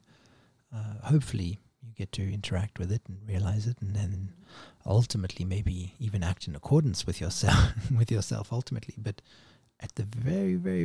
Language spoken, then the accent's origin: English; South Africa; my house growing up in South Africa